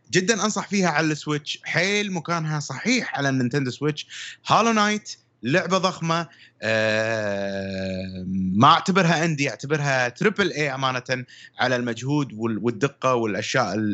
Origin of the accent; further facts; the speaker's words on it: Syria; تعرفون انا سوري